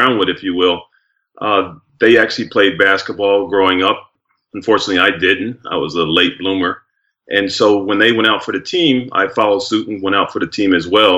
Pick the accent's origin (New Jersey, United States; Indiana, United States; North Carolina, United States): New Jersey, United States; Trenton; where I was born in Trenton, New Jersey